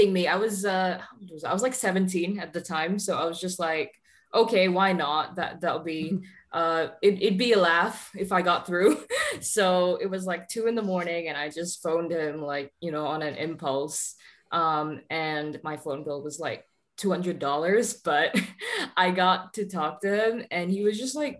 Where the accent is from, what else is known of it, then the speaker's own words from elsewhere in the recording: Singapore; now in Florida, United States; I'm from Singapore and I live in Florida at the moment.